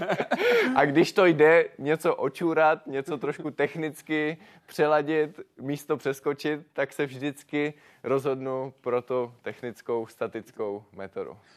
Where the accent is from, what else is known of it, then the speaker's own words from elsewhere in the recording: Moravian Karst, South Moravian Region, Czechia; u nás v Moravském krasu